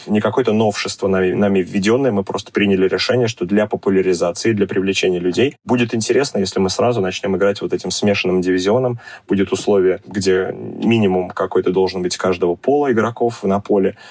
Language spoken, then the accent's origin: Russian; Zelenograd, Moscow, Russia; Я родился и вырос э, в Зеленограде